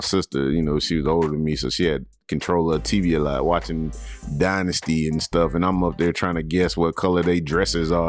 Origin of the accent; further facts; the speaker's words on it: Atlanta, Georgia, United States; growing up in Atlanta